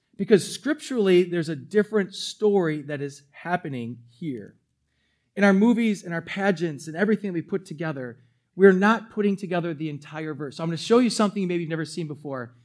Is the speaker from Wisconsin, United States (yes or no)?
yes; New Berlin, Wisconsin, United States; also born or lived in Milwaukee; My family moved when I was going into fourth grade, the summer of going into fourth grade. I moved from Milwaukee